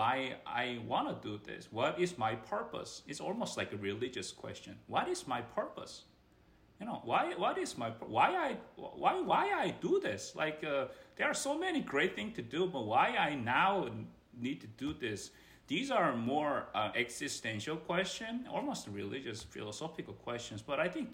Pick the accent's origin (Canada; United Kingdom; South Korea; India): South Korea; moved away as an adult; now in United States; I am from Korea, which is Asian culture, very competitive. My compatriots are very similarly tough folks in that sense. So I grown up in and educated in my early part of my part there